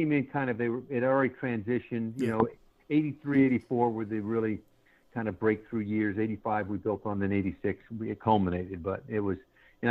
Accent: Georgia, United States; moved away; I grew up in Georgia

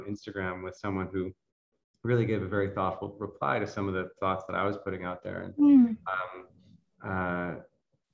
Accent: Boston, Massachusetts, United States; moved away as an adult; now in San Francisco, United States; I grew up in Boston. I grew up in the Northeast United States

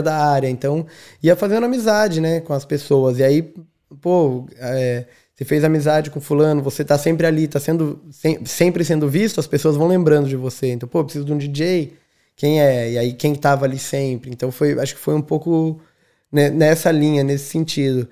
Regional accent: São José dos Campos, São Paulo, Brazil; moved away as an adult; now in Dublin, Ireland; sou de São José dos Campos, interior do estado de São Paulo. Estou é, em Dublin desde janeiro de 2016

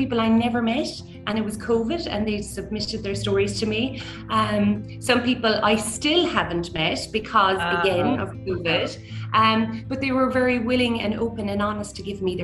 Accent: Killarney, Munster, Ireland; we grew up in Killarney

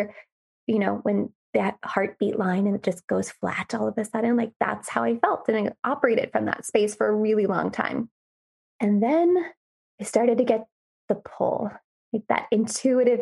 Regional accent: Gainesville, Florida, United States; I grew up and lived in Gainesville, Florida

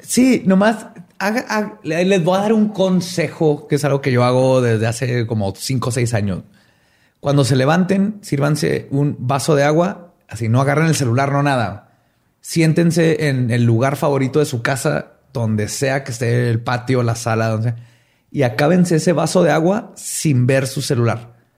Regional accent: Mexico; en México le decimos nomás Dios

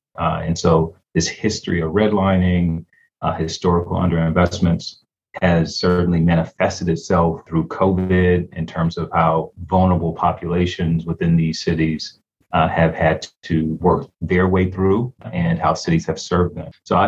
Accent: Detroit, Michigan, United States; now in Baltimore, United States; growing up in Detroit, Michigan, I realized as a very young person, 13, 14 years old

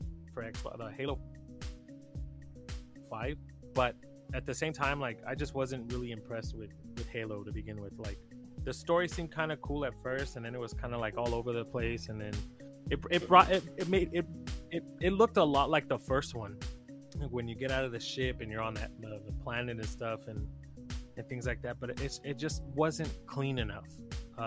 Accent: Texas, United States; I'm from Texas, and it's rare that I ever use like the term y'all or like have that like Texan accent

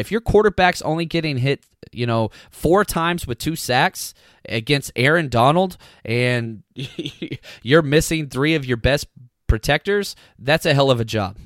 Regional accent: United States; I grew up in Dallas Cowboys country

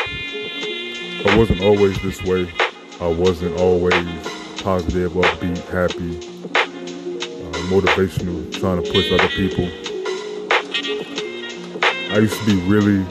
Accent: Chicago, Illinois, United States; I was raised in Chicago, Illinois.

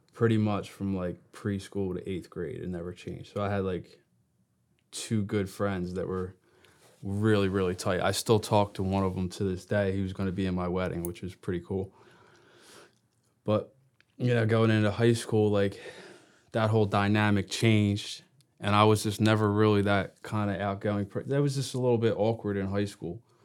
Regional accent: Brooklawn, New Jersey, United States; also born or lived in Gloucester City, New Jersey; I was born in Gloucester City, but I, s- I spent most of my childhood next town over in Brooklawn, Brooklawn, New Jersey.

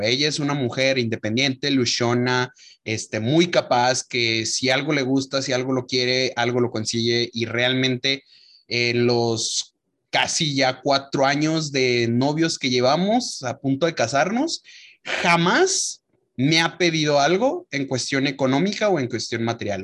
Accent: León, Guanajuato, Mexico; moved away; nuestra familia allá en León, porque nos vamos a casar en, nuestra, en mi ciudad natal

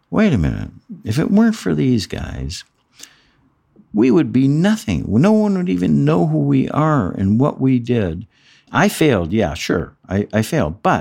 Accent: Midwest, United States; I'm from the Midwest. I'm a religious man

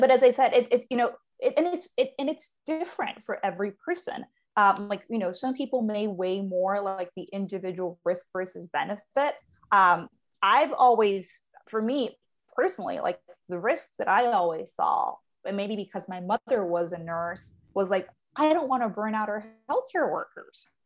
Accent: Colombia; moved away; being born and raised in Colombia

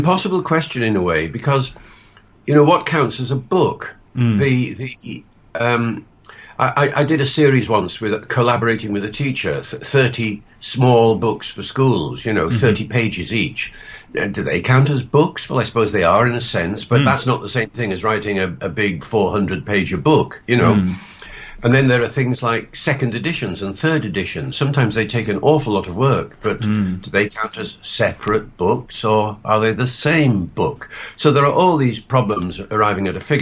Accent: Holyhead, Wales, United Kingdom; also born or lived in Liverpool; I was brought up in Holyhead in North Wales. Which is where I'm speaking to you from now. Went to school in Liverpool

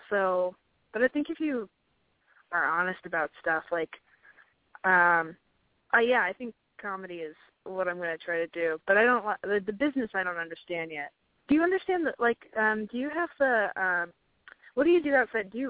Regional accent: Nebraska, United States; moved away as an adult; now in Atlanta, United States; moved to Atlanta from Nebraska for school

